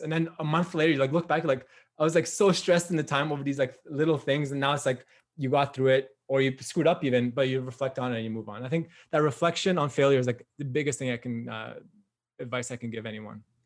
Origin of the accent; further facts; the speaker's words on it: Newmarket, Ontario, Canada; I'm from Newmarket, Ontario, which is like not a huge town, just like north of like Richmond Hill.